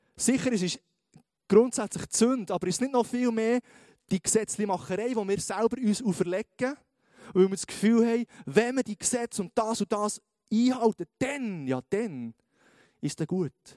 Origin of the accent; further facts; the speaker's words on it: Switzerland; wir sind Schweizer